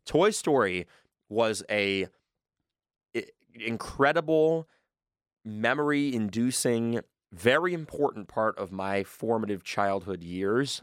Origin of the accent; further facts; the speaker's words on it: Michigan, United States; I am also from Michigan